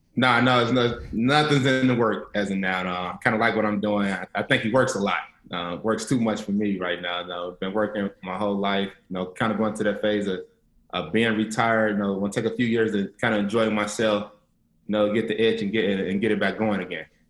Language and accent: English; Lexington, Kentucky, United States; growing up in Lexington, Kentucky